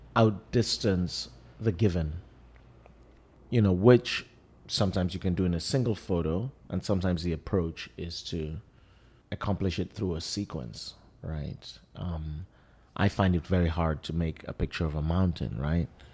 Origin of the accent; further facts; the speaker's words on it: Lagos, Nigeria; now in New York, United States; I grew up in Lagos, I live in New York.